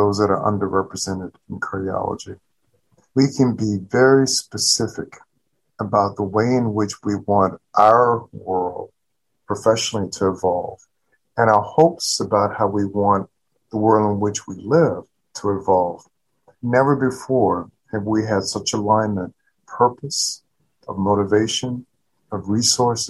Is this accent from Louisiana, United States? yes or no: yes; South Louisiana, United States; now in Baltimore, United States; I'm coming from the Deep South and coming from South Louisiana.